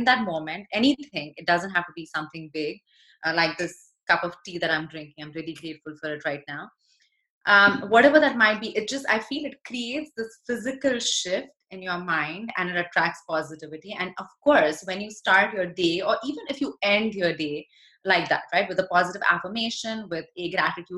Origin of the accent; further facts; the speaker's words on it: India; moved away; I was born in India